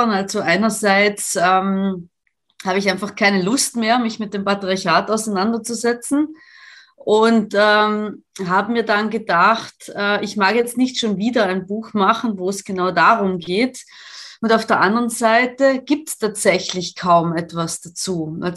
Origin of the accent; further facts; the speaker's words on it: Italy; German is a second language; also ich komme ja aus Italien und ich kenne die Verhältnisse